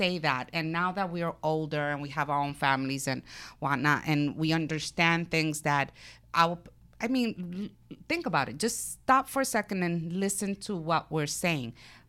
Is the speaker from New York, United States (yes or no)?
yes; Brooklyn, New York, United States; I'm from Brooklyn, who can't tell by my accent, right?